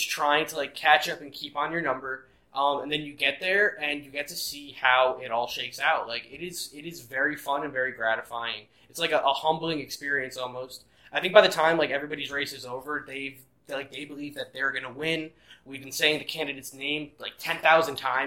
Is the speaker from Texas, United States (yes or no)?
no; New Jersey, United States; I'm from New Jersey.